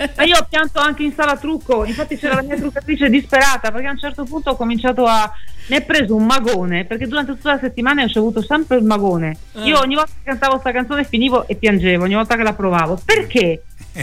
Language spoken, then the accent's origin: Italian; Veneto, Italy; Sono risalita su in Veneto, perché io sono veneta.